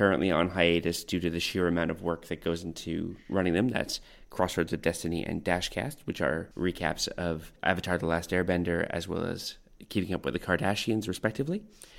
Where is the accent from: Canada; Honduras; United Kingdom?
Canada; also born or lived in North Vancouver; I grew up in lots and lots of places all across Canada. Mm-hmm. I was originally born in North Vancouver, Lionsgate Hospital, and both my parents were living there at the time.